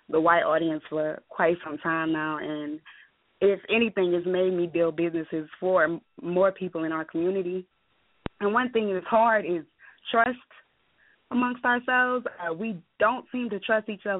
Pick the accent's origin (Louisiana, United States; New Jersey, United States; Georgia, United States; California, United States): Louisiana, United States; New Orleans; I'm originally from New Orleans, and I'm my father's Haitian